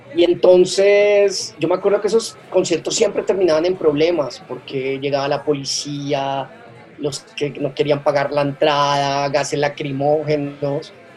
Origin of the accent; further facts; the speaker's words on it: Colombia; also born or lived in Bogotá; mi país